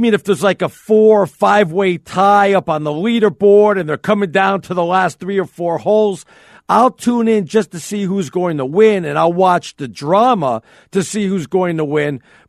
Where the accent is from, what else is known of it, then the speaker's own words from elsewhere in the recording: New York, United States; I'm a New Yorker.